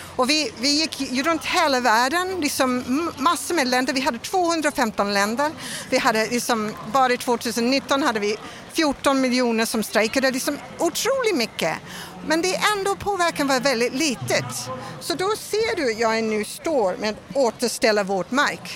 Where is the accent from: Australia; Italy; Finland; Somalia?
Australia; Melbourne, Victoria; Swedish is a second language; now in Sweden; jag kommer från Australia och jag kommer från en arbetsstad som är, som Göteborg. Och det är Melbourne.